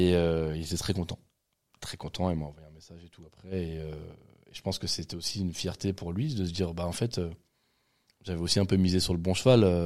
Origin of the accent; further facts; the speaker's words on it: Val-de-Marne, Île-de-France, France; je suis né ici